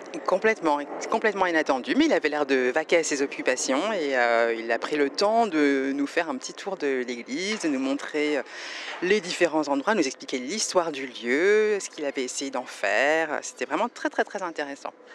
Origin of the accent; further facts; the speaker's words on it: France; en tant que française